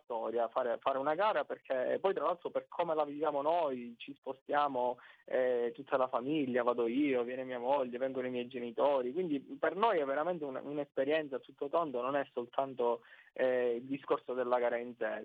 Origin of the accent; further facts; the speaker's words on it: Sicily, Italy; accent: Sicilian; noi dalla Sicilia